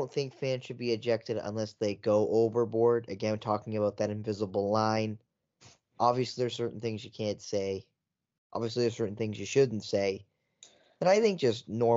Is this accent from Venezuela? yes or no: no; Wiarton, Ontario, Canada; I'm from Wyerton, Ontario, Canada.